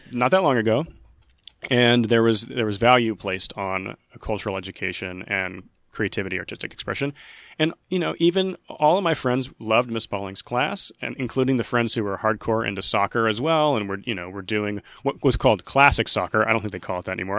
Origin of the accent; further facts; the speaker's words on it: Skiatook, Oklahoma, United States; I'm originally from Skytook, Oklahoma